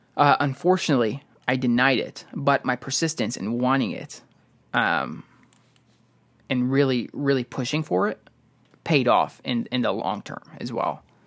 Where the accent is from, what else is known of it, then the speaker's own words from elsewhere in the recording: Chicago, Illinois, United States; we're from Illinois, Chicago, uh, area.